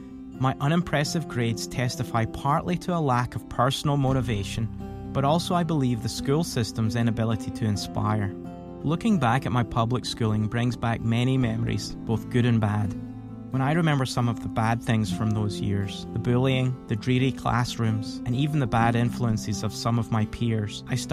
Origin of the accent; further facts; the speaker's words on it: Scotland, United Kingdom; as a Christian homeschool dad born and raised in Scotland